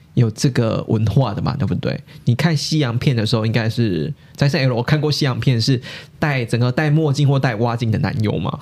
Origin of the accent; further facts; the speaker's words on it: Taiwan; 根植于我们台湾人观众那个那个心中的印象其实是不变的